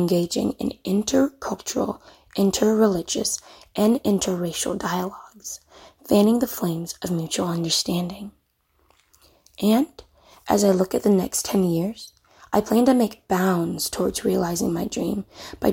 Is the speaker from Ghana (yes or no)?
yes; Ghana; now in Mobile, United States; As a Ghanaian immigrant living in the United States